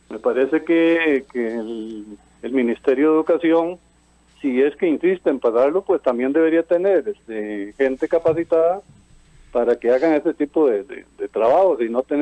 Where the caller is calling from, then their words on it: Cartago, Costa Rica; de Cartago.